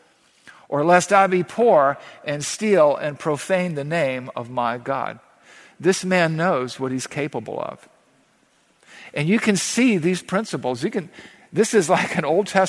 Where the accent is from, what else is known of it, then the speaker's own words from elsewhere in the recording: the South, United States; growing up in the South